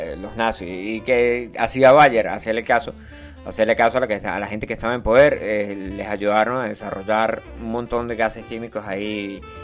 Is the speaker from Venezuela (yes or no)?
yes; Venezuela; also born or lived in Colombia; now in Italy; yo soy de Venezuela, pana, del Yauri.